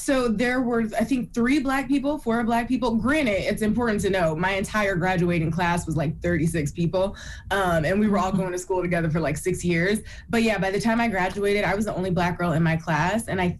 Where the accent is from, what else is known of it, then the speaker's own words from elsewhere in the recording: Toledo, Ohio, United States; because I'm from Toledo, Ohio. So it was quite the journey to get to the coast.